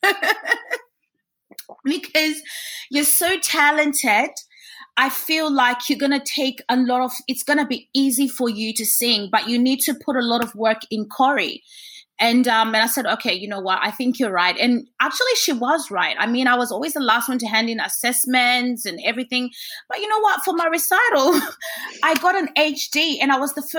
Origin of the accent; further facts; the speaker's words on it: Zimbabwe; I'm from Zimbabwe, so next door to South Africa.